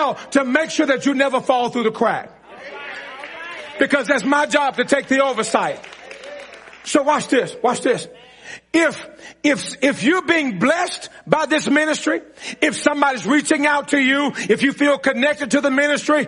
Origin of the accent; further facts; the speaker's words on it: Mississippi, United States; I'm from Mississippi